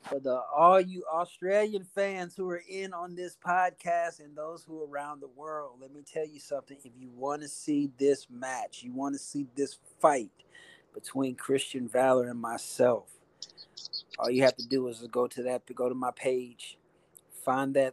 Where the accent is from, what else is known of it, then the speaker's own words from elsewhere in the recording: Charlotte, North Carolina, United States; I'm from Charlotte, North Carolina